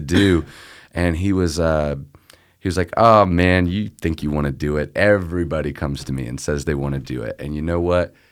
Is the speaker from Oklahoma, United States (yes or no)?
no; Memphis, Tennessee, United States; I grew up here in Memphis.